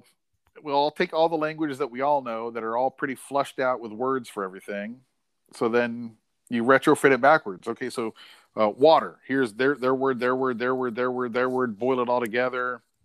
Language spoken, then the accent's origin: English; England, United Kingdom; I'm English, I have the same thing.